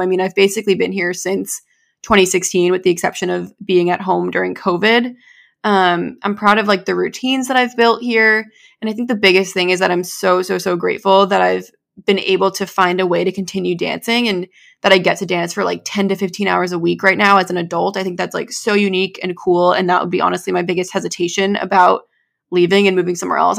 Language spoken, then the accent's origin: English; New Hampshire, United States; I was born and raised here in New England